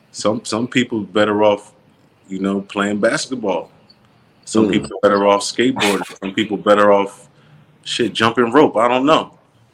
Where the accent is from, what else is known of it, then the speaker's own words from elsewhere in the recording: Philadelphia, Pennsylvania, United States; Some people don't even think I'm from Philadelphia. They think I'm from L.A.